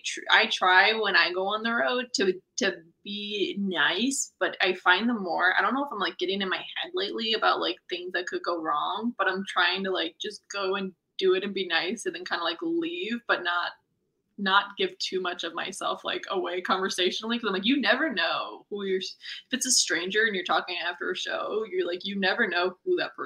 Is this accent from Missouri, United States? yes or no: yes; Missouri, United States; accent: folksy; Well, the real humdinger is I'm really from Missouri, so I don't know why I'm laying this on so thick.